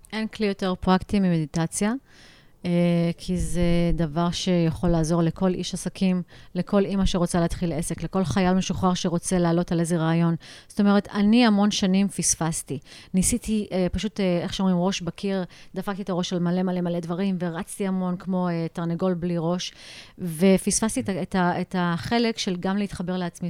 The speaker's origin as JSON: {"language": "Hebrew", "country": "United States", "tie": "born or raised there", "also_born_or_lived": "India", "moved": "yes", "lives_now": "Jerusalem, Israel", "said": "אני נולדתי לא בארץ, גלתי בארצות הברית"}